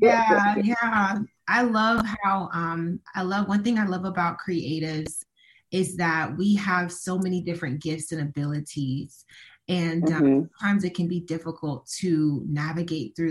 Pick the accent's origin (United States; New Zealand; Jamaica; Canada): United States; Tampa, Florida; I'm from Tampa